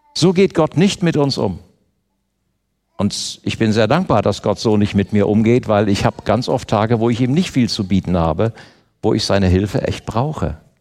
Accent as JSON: {"language": "German", "country": "Germany", "said": "Ich bin Deutscher"}